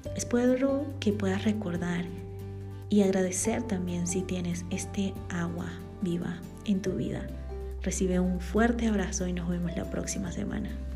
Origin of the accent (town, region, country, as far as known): Bolivia; born or raised there; now in Guatemala